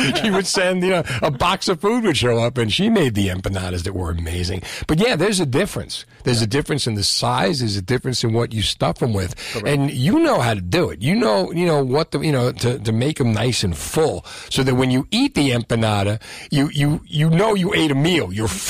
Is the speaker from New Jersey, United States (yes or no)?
yes; Union City, New Jersey, United States; growing up in Union City. Because it was Cuban, Puerto Rican, Italian.